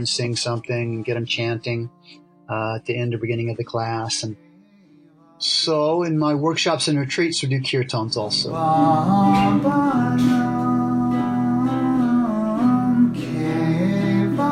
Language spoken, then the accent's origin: English; Oklahoma, United States; moved away as an adult; also born or lived in California / San Francisco; now in Hong Kong; I was born in Oklahoma, but then I moved to California when I was 20 years old